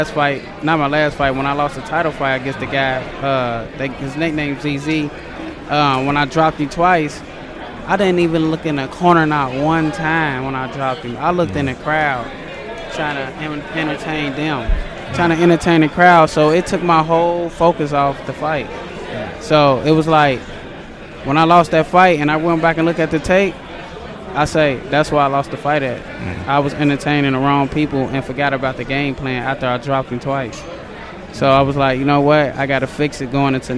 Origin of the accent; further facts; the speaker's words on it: Cincinnati, Ohio, United States; I was training in Cincinnati first